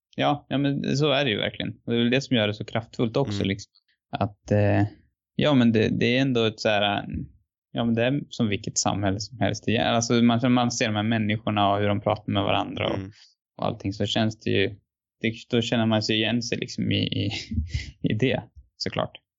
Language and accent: Swedish; Sweden; som svensk så är man ju väldigt liksom lyckligt lottad